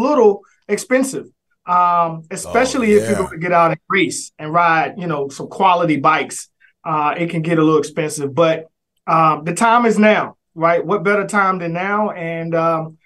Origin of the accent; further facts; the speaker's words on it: Durham, North Carolina, United States; I'm from a small town, I would say, Durham, North Carolina, home of the NCCU Eagles and Duke Blue Devils. So I was born in the Bull City